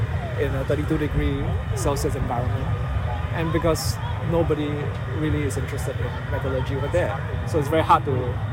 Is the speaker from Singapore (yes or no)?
yes; Singapore; now in Evanston, United States; I'm from Singapore